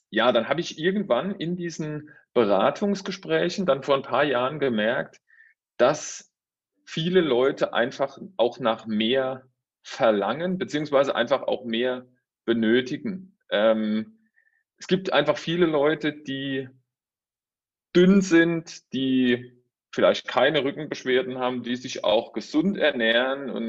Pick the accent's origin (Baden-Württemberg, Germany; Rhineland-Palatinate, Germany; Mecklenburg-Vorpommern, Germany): Rhineland-Palatinate, Germany; now in Saarbrücken, Germany; Ja, also räumlich gesehen, vielleicht mal, komme ich ursprünglich aus der Pfalz, bin jetzt aber durch meinen Beruf in Saarbrücken, also im Saarland